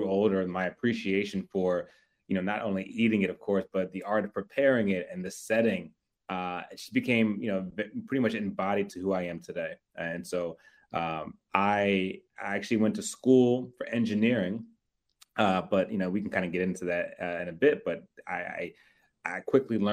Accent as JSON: {"language": "English", "town": "Philadelphia", "region": "Pennsylvania", "country": "United States", "tie": "born or raised there", "also_born_or_lived": "Harrisburg, Pennsylvania", "moved": "as an adult", "lives_now": "Washington, D.C., United States", "said": "I grew up right outside of Philadelphia. Moved to D.C. May of 2017."}